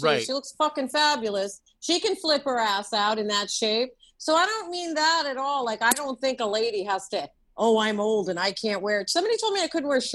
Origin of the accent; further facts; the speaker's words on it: New York, United States; moved away as an adult; also born or lived in Los Angeles; as a New Yorker